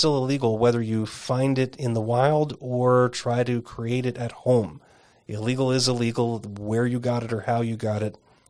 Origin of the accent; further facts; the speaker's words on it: Arizona, United States; In the instance of peyote, for example, my home state of Arizona has a peyote protection statute